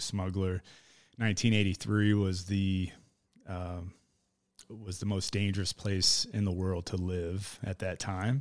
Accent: Miami, Florida, United States; moved away as an adult; also born or lived in Idaho; I was born in Miami in nineteen eighty-three

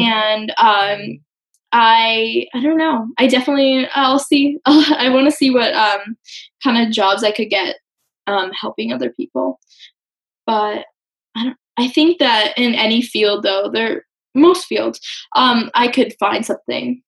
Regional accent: Westport, Connecticut, United States; I'm from Westport, Connecticut.

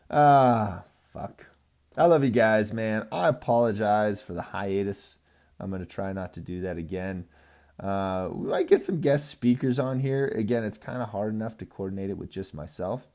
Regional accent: California, United States; now in Colorado, United States; I'm from California.

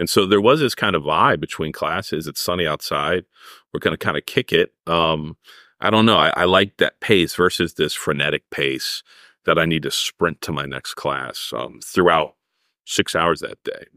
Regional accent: Arizona, United States; moved away; I'm from Arizona

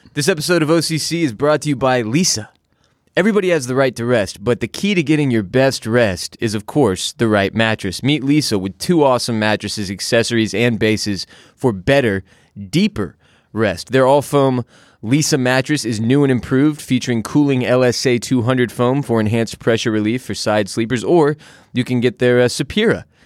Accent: Houston, Texas, United States; now in Austin, United States; I'm from Houston, Texas.

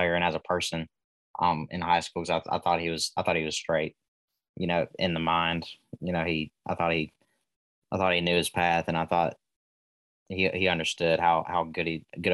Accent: Alabama, United States; I'm from Alabama

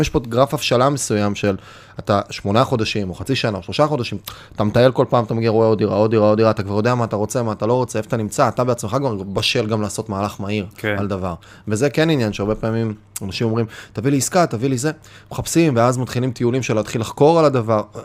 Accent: Kiryat Bialik, Haifa District, Israel; לקחתי בקריית ביאליק שוק, לקחתי, התחלתי, זה היה המקום שגדלתי בו

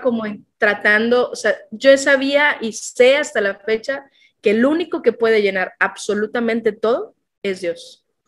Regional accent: Tapachula, Chiapas, Mexico; also born or lived in Tlaxcala, Mexico; a los nueve años el trabajo de mi papá hizo que nos viniéramos a Tapachula

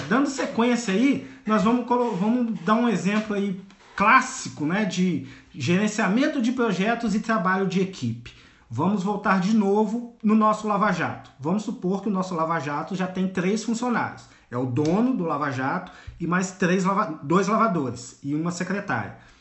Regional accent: Volta Redonda, Rio de Janeiro, Brazil; Eu sou de Volta Redonda, no interior do Rio de Janeiro

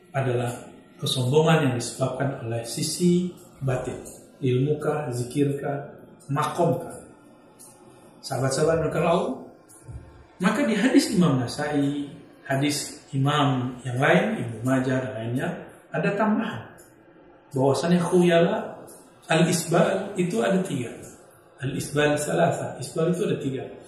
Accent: Sumatra, Indonesia; di kampung saya di Sumatera

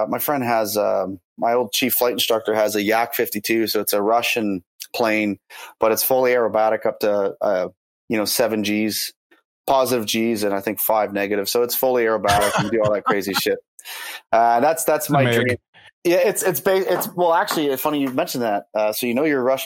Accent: North Bay, Ontario, Canada; growing up in North Bay. We had the, it's called the Heritage Festival

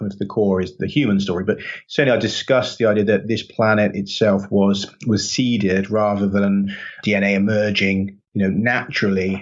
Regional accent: Stroud, South West England, United Kingdom; now in Wales, United Kingdom; I'm from Gloucestershire, from Stroud in Gloucestershire

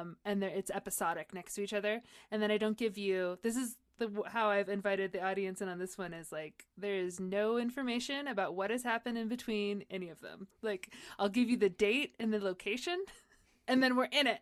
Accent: San Diego, California, United States; I grew up in San Diego

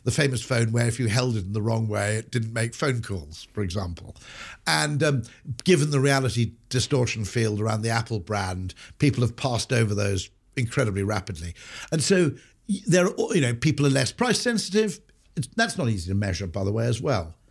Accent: Wales, United Kingdom; growing up in Wales is a bit of a bonus

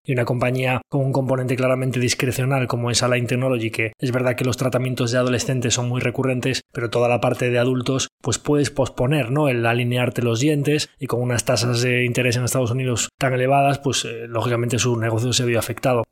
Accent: Spain

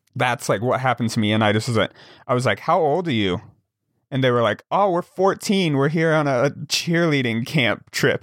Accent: Wyoming, United States; growing up in Wyoming

